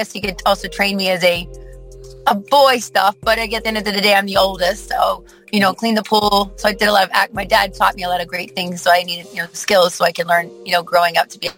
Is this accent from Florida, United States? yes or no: yes; Plantation, Florida, United States; I'm originally from Plantation, Florida.